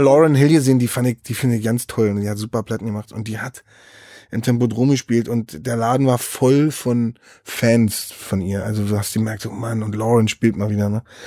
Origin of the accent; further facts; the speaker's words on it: Berlin, Germany; Ich bin in, Be in Berlin Mitte groß geworden